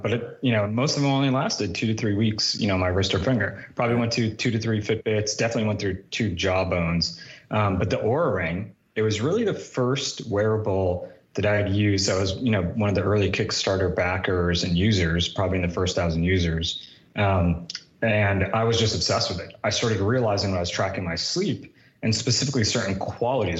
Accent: New Jersey, United States; I grew up in New Jersey for the most part

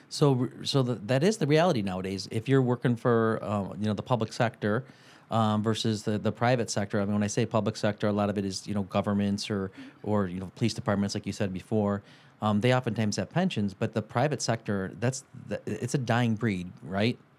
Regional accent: Detroit, Michigan, United States; we're from Detroit

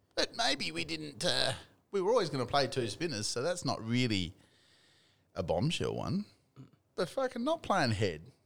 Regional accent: Australia; I'm Australian

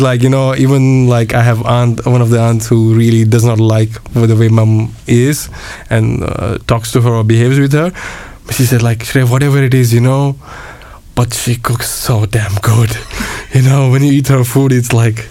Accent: Mumbai, Pune, Maharashtra, India; moved away as an adult; also born or lived in Switzerland / United Kingdom / Košice, Slovakia; now in Bratislava, Slovakia; born and brought up in India, uh, in the in the West

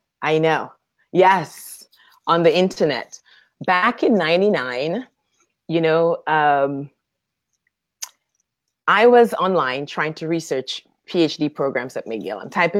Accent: Dominica; born there; And he asked me if I'm originally from Canada. And I was like, no, actually, I was born in Dominica.

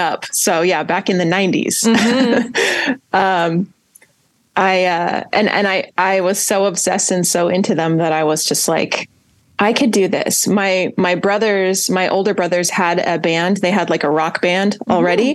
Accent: California, United States; moved away as an adult; now in San Antonio, United States; I'm from California

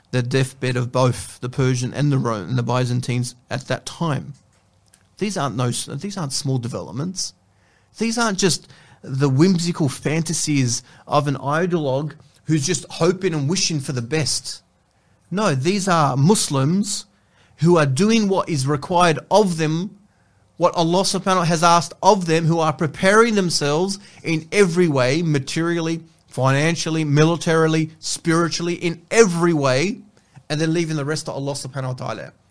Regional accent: Sydney, New South Wales, Australia; Now you're Victorian, and now I'm New South Wales. I'm from New South Wales. You're from Melbourne, and I'm from Sydney.

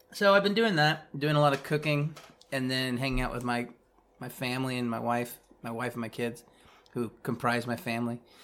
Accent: Kansas City, Missouri, United States; now in Kansas, United States; I grew up in Kansas City, Missouri

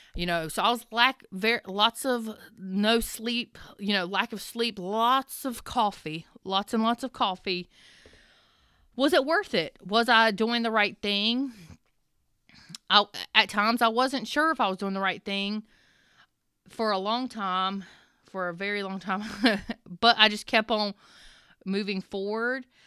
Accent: the South, United States; I'm from the South

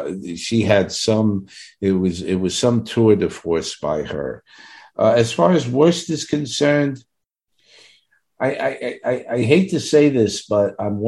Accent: New York City, New York, United States; accent: Brooklyn; my Brooklyn accent.

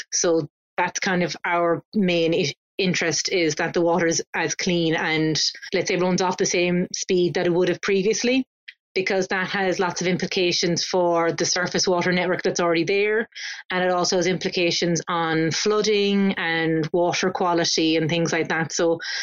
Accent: Cork, Munster, Ireland; now in Dublin, Ireland; I'm from Cork, which is the very south of Ireland.

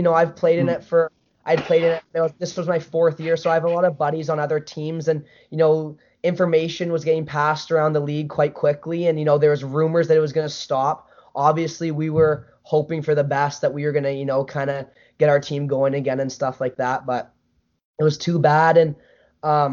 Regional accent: Vancouver, British Columbia, Canada; my hometown in Vancouver

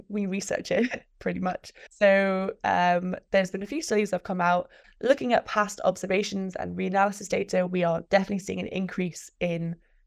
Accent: Glasgow, Scotland, United Kingdom; moved away as an adult; now in Reading, United Kingdom; I'm actually originally from Glasgow, Scotland, but I study in England

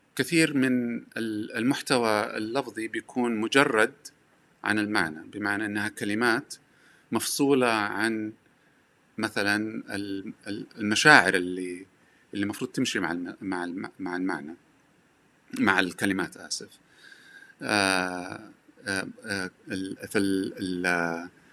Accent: Hejaz, Saudi Arabia; accent: Hejazi; لهجتي حجازيه

